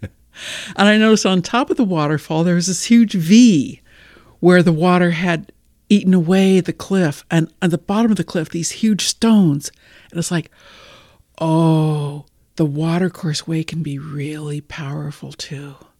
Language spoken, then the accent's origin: English; United States; I'm a female from the United States